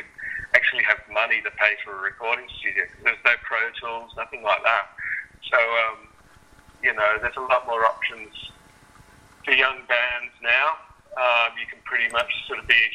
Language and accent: English; Wollongong, New South Wales, Australia; Growing up in Wollongong